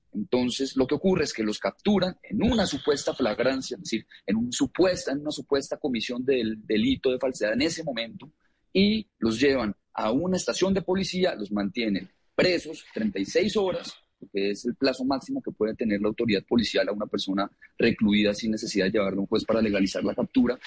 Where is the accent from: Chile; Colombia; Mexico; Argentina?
Colombia; yo soy colombiano